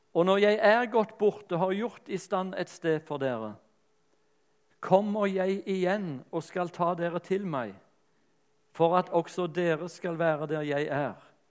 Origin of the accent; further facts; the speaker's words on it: Rogaland, Norway; accent: Rogaland dialect; moved away; also born or lived in Lyngdal / Sørlandet / Bergen; dialekten er rogalandsk